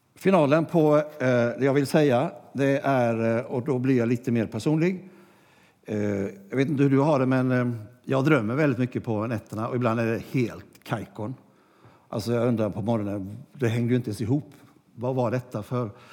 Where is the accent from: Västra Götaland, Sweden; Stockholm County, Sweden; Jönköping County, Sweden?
Jönköping County, Sweden; Gnosjö; det gamla kapellet i Gnosjö där jag växte upp